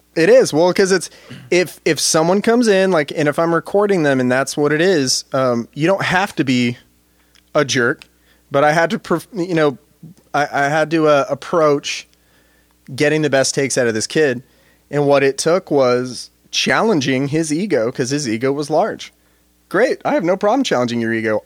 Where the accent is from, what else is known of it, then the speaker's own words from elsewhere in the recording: United States; thinking of myself as an American